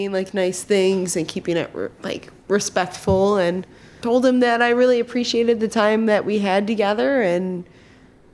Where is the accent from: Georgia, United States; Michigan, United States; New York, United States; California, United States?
Michigan, United States; Clinton Township; I grew up in Clinton Township.